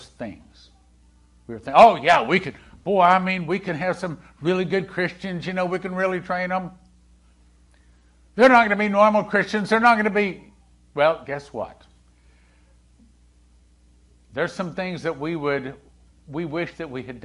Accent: Texas, United States; also born or lived in Topeka, Kansas; when Leslie and I moved from Topeka, Kansas, back down to Texas, where, you know, Texas is home

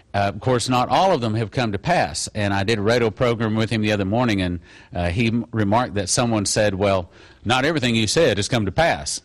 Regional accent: Odessa, Texas, United States; moved away; my hometown of Odessa, Texas

